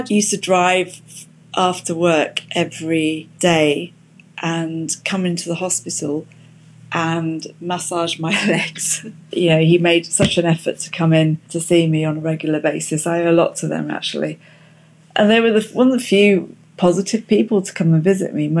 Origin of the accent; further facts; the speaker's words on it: Luton, East of England, United Kingdom; moved away as an adult; also born or lived in Cardiff; I was from Luton